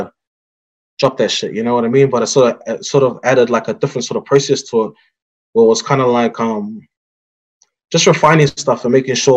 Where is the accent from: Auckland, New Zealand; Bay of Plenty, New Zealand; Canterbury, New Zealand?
Auckland, New Zealand; our experience in growing up in Onehunga